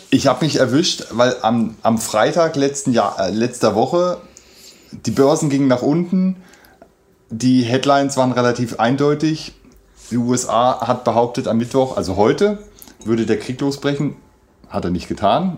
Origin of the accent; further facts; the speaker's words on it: Germany; für uns jetzt als, als Deutsche oder als Europäer